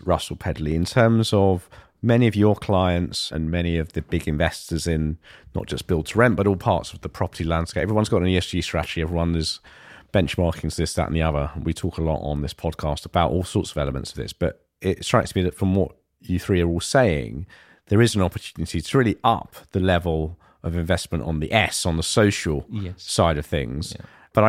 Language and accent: English; London, United Kingdom; And I grew up in East London, so I'm familiar with that part of town.